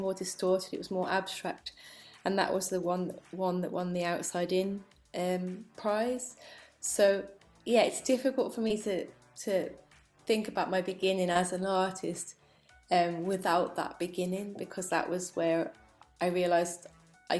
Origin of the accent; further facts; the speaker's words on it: Telford, West Midlands, United Kingdom; moved away; also born or lived in London; I grew up in Telford, which is, I mean, it's like this small town, really.